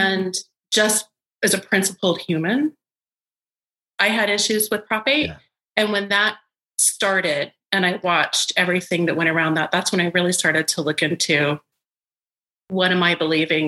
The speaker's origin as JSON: {"language": "English", "town": "Salt Lake City", "region": "Utah", "country": "United States", "tie": "born or raised there", "said": "I was raised in Salt Lake City"}